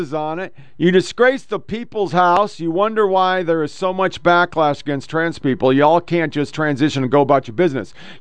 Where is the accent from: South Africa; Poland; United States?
United States; Oregon; I was born in Oregon.